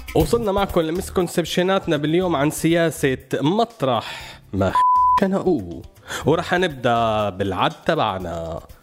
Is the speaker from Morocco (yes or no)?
no; Syria